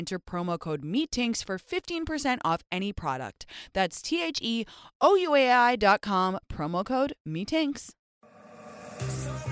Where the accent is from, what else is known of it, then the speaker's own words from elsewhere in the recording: England, United Kingdom; now in United States; I grew up in England